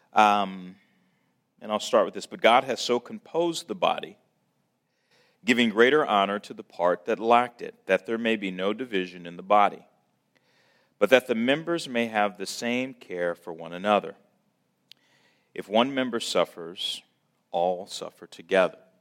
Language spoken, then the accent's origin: English; St. Louis, Missouri, United States; born and raised in Saint Louis